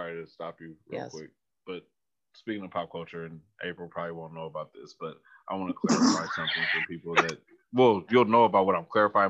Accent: Bay Area, California, United States; I'm from the Bay Area

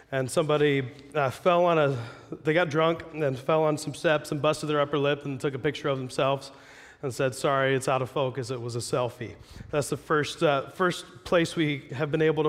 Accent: Jackson, Ohio, United States; moved away as an adult; now in Pacific Northwest, United States; I'm not from here. I grew up in Ohio.

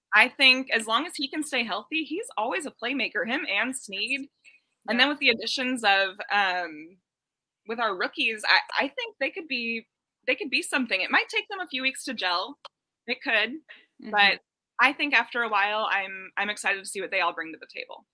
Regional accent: Kansas City, Missouri, United States; I am born and raised in Kansas City

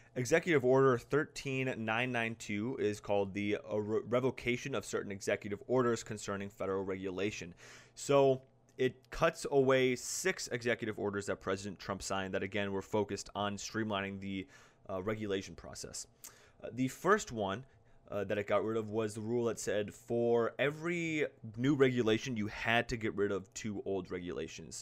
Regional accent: South Dakota, United States; So I'm from South Dakota

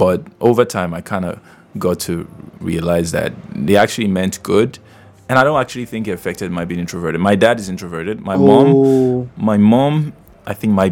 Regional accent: Edo, Nigeria; I'm from Edo State, born in Edo State, raised in Edo State.

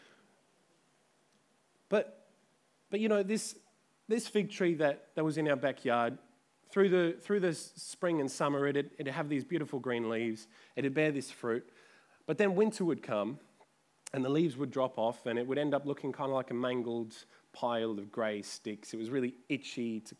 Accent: Adelaide, South Australia, Australia; when I was growing up in Adelaide, our backyard had a fig tree

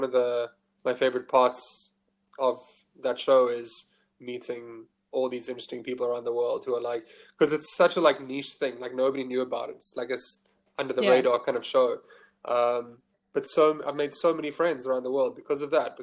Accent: Johannesburg, Gauteng, South Africa; moved away as an adult; now in Cape Town, South Africa; I'm from Johannesburg

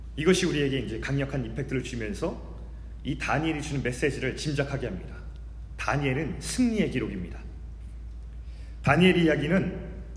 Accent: South Korea; also born or lived in Canada; 저는 한국 사람이기 때문에 그렇습니다

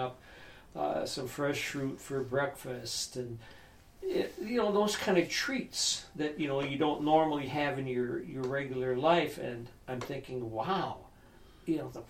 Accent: Wisconsin, United States; I'm from Wisconsin

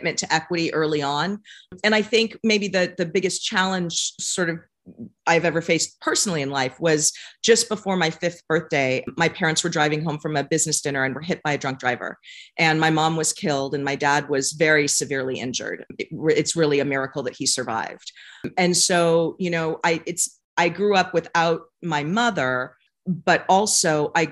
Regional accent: San Francisco, California, United States; I was born and raised in San Francisco

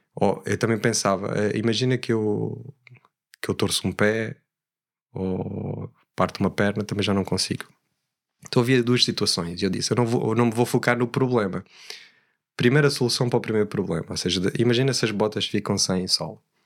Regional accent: Alentejo, Portugal; also born or lived in Switzerland; gosto de dizer que sou alentejano

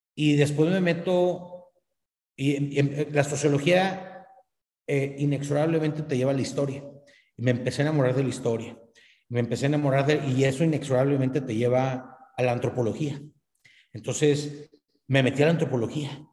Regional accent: northern Mexico, Mexico; aquí en, el norte de México, los norteños somos buenos a los negocios, entonces como buen, como buen norteño

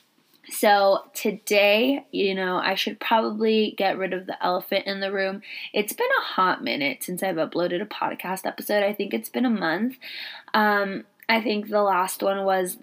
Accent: Southern California, United States; I'm from Southern California

